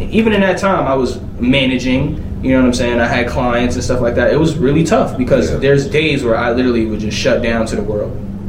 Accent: New York, United States; I'm from New York. It's just the mentality, right?

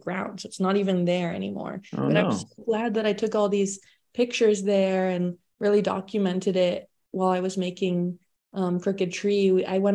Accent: Silicon Valley, California, United States; moved away; where I grew up in Silicon Valley

